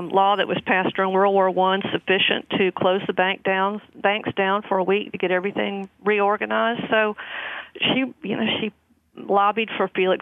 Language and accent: English; the South, United States; I'm from the South